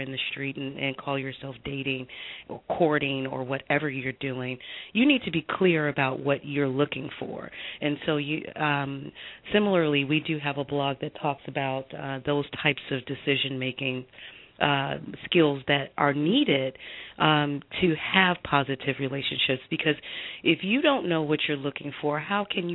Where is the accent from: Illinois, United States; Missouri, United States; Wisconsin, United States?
Illinois, United States; Chicago; now in Los Angeles, United States; I'm originally from Chicago. I live in Los Angeles